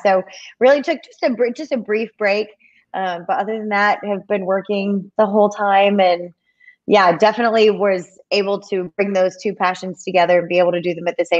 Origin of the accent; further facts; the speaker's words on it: Detroit, Michigan, United States; moved away; I'm from Detroit. We didn't have cheerleaders growing up. They do now that I'm gone.